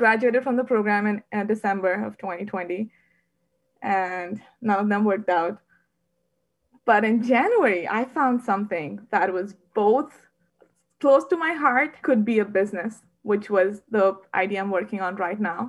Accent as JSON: {"language": "English", "town": "Varanasi", "region": "Uttar Pradesh", "country": "India", "tie": "born or raised there", "also_born_or_lived": "Bangalore, India", "moved": "as an adult", "said": "I was raised in Varanasi, India"}